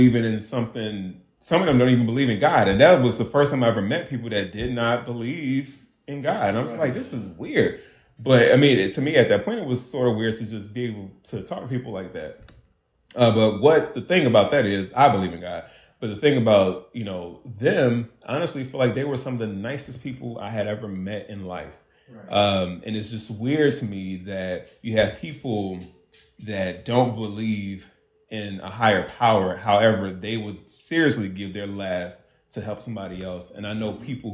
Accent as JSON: {"language": "English", "town": "Hopkins", "country": "United States", "moved": "yes", "said": "I'm from Hopkins"}